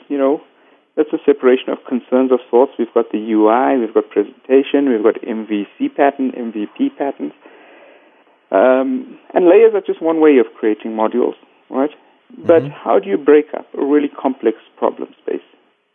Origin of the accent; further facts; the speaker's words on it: Cape Town, Western Cape, South Africa; I'm from Cape Town, sunny Cape Town at the tip of Africa